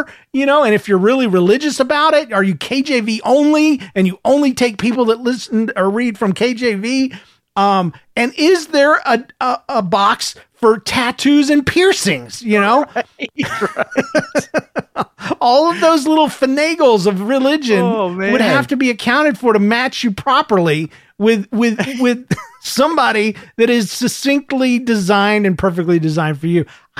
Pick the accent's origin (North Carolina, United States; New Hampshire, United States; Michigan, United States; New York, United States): Michigan, United States; Since I'm from Michigan, we decided to meet halfway in Ohio and spend the day together.